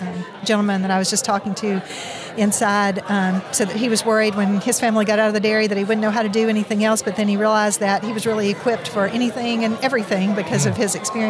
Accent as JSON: {"language": "English", "area": "Bledsoe County", "region": "Tennessee", "country": "United States", "tie": "born or raised there", "said": "I grew up in Bledsoe County in southeast Tennessee."}